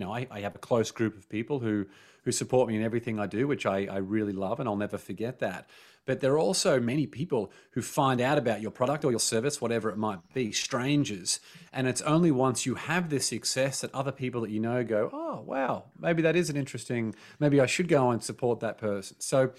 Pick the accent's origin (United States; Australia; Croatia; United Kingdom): Australia; Like growing up in Australia, there's something called tall poppy syndrome